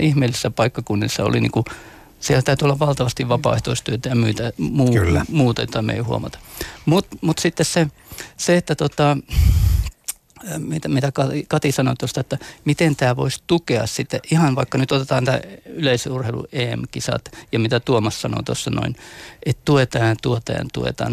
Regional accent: Mikkeli, South Savo, Finland; meillä Mikkelissä, lähellä sulkavaa

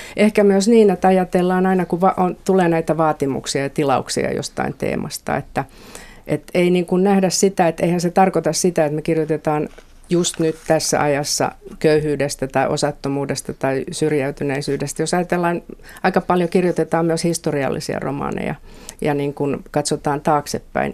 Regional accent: Helsinki, Uusimaa, Finland; Kalliosta olen kotoisin

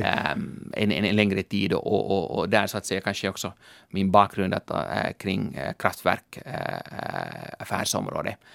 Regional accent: Helsinki, Uusimaa, Finland; also born or lived in London; jag är en ekonom från Helsingfors

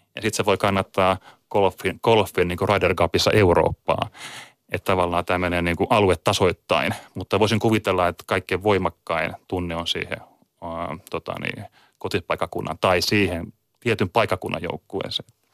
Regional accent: Kotka, Kymenlaakso, Finland; now in Tampere, Finland; olen muuttanut Tampereelle joskus vuonna 2002 ja olen lähtöisin Kotkasta

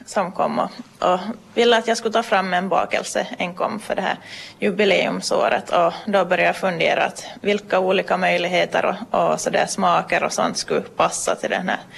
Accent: Pensala, Ostrobothnia, Finland; also born or lived in Oravais; now in Nykarleby, Finland; jag är från Pensala så att jag har bo bott, jag bott på Orovais sida av okay. Pensala så att ah, ja. inte riktigt men okay. nu för tiden så bor jag i Nykarleby.

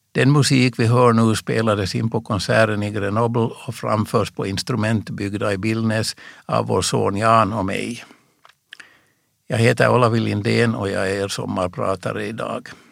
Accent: Reunäs, Uusimaa, Finland; I min hemby Reunäs

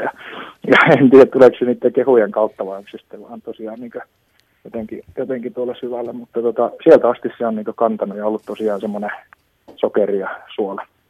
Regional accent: Kokkola, Central Ostrobothnia, Finland; kun on pikkupoika Kokkolassa. Siinä on siis se korkeita kerrostaloja 15, mistä mä oon kotoisin

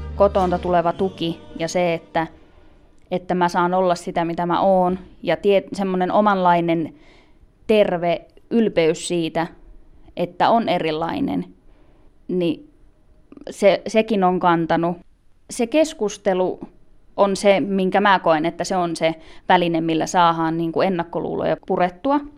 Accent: Finland; mä elän niin kuin kuka tahansa muu suomalainen

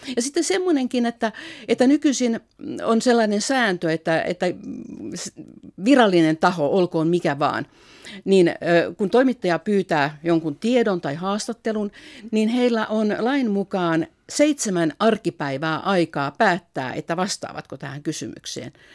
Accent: Finland; moved away as an adult; also born or lived in Russia; olen Suomesta

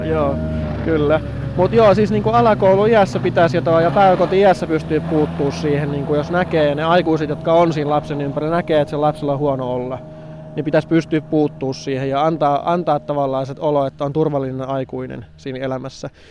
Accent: Tornio / Kemijärvi, Lapland, Finland; muutin sitten Torniosta Kemijärvelle

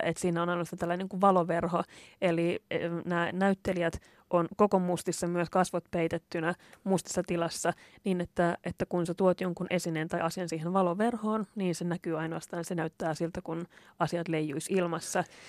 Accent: Lahti, Päijät-Häme, Finland; moved away as an adult; also born or lived in Turku; mä oon, oon kasvanut Lahdessa

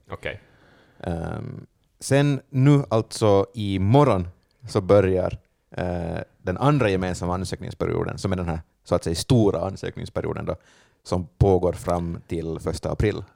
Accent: Vaasa, Ostrobothnia, Finland; moved away as an adult; now in Helsinki, Finland; jag är från Vasa.

